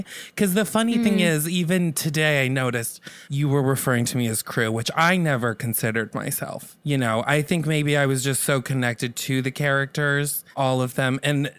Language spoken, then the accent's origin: English; Los Angeles, California, United States; I'm from Los Angeles. Mm-hmm. I mean, my parents were both on sitcoms. It runs in my blood.